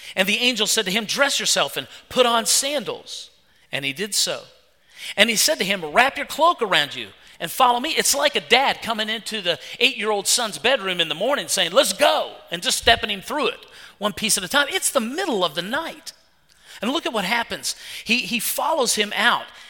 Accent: West Virginia, United States; moved away; I'm from West Virginia

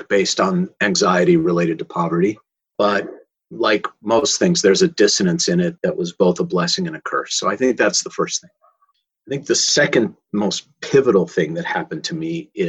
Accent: Minneapolis, Minnesota, United States; I grew up in Minneapolis

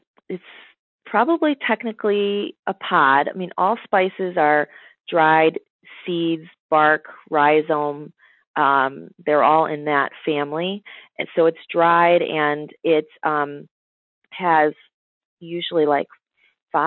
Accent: United States; I'm American

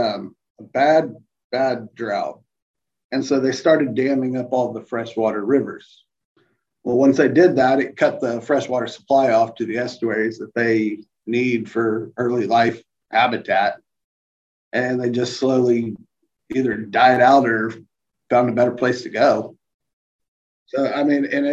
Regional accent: Port Aransas, Texas, United States; now in Houston, United States; I grew up in Port Aransas

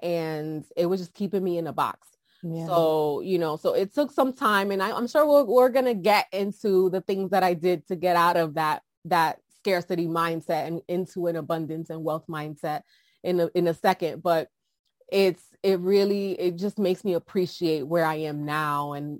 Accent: New York City, New York, United States; So like I said, I'm originally from New York City. My parents came to the U.S. before I was born. So in the 80s, early 80s.

